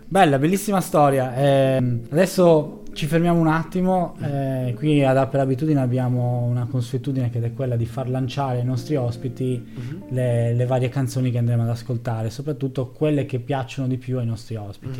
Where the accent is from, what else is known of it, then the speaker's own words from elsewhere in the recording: Sardinia, Italy; da sardo